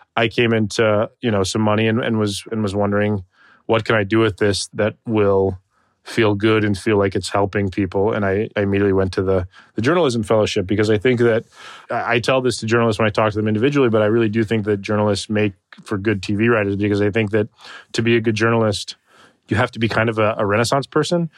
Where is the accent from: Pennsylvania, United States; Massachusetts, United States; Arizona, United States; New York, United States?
Arizona, United States; Tucson; I was raised in Tucson, Arizona, for the majority of my childhood